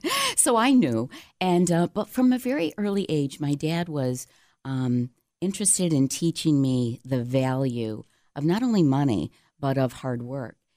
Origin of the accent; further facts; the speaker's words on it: Cheshire, New York, United States; growing up in Cheshire, right outside of Canandaigua, population probably two hundred and fifty